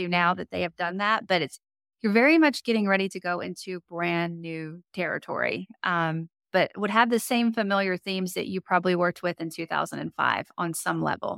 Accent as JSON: {"language": "English", "town": "Monroe", "region": "Louisiana", "country": "United States", "tie": "born or raised there", "said": "I was born in Monroe."}